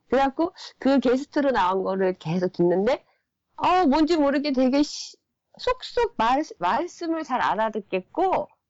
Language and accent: Korean; South Korea; moved away as an adult; now in Japan; 나는 내가 한국이라는 한국 사람이라는 거는 버려지지가 않거든요